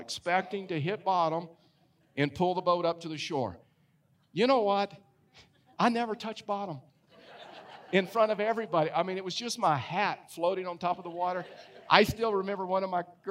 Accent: Texas, United States; moved away as an adult; I was raised in Texas and Texas lakes.

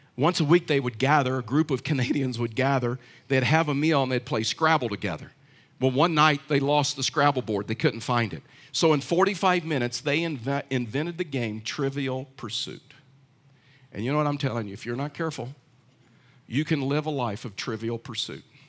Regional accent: Texas, United States; I know I'm from Texas, but I know nothing about horses. I'm a poor Texan

